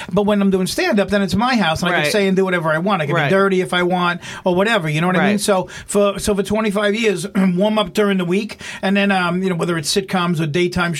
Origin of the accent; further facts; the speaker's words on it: Long Island, New York, United States; also born or lived in Williamsburg, Brooklyn; We were the first family to move to Long Island